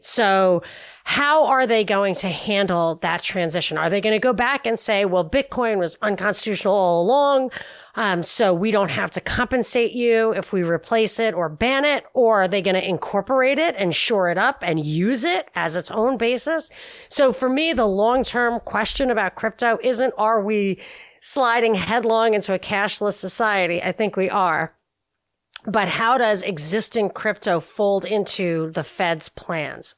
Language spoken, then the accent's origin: English; New York, United States; as a New Yorker